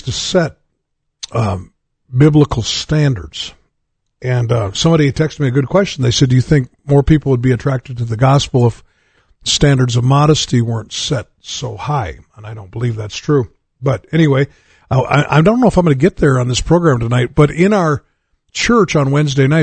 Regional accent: United States; as an American

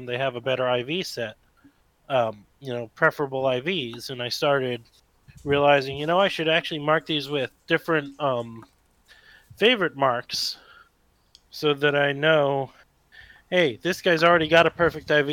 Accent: United States; I am an American citizen

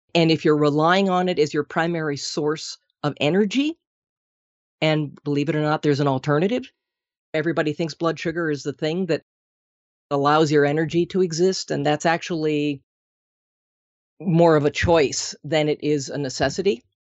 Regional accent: Minnesota, United States; moved away; I'm originally from Minnesota

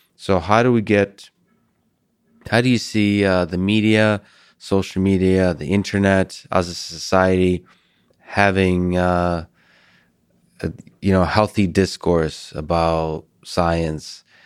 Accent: Russia; moved away; I'm from Russia originally

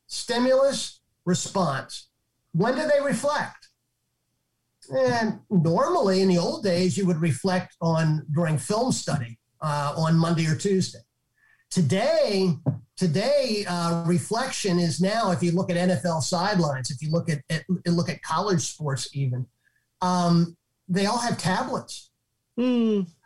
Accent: Northeast, United States; I'm from the Northeast. I'm a Northeast guy.

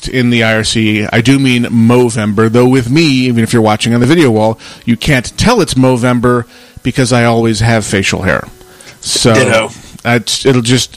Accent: Western New York, United States; now in Phoenix, United States; I grew up in Western New York and had the full-on four seasons.

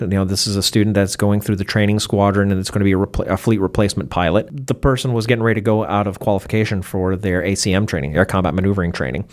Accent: Baltimore, Maryland, United States; I was born in Baltimore in nineteen sixty-nine

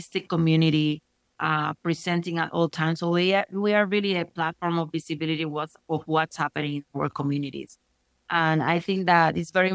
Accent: Puerto Rico; now in Denver, United States; I was born in Puerto Rico. I'm a Caribeña and Latino American

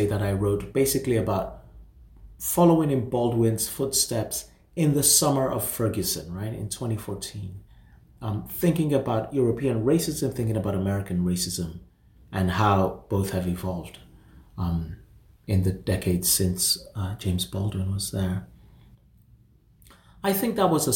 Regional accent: Nigeria; moved away; I'm from Nigeria and I go to Nigeria almost every year

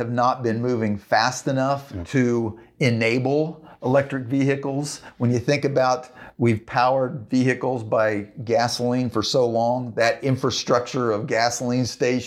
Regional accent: Central Plains states, United States; I grew up in Central Plains states

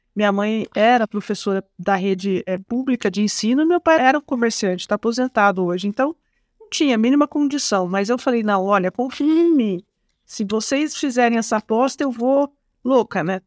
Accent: Penápolis, São Paulo, Brazil; accent: Porta Porteira (interior São Paulo); moved away; sou do interior do estado de São Paulo, Otávio. Eu sou de Penápolis

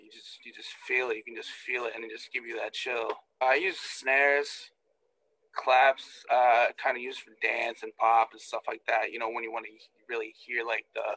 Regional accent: Maine, United States; I'm from Maine, and I've been producing for 12 years

